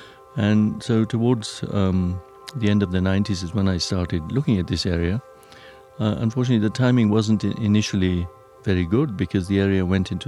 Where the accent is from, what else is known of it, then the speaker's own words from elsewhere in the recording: Uganda; moved away; I was born in Uganda and grew up there